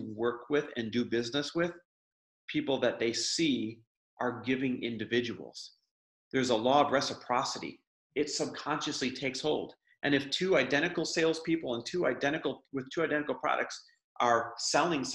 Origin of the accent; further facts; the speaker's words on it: Midwest, United States; I grew up in the Midwest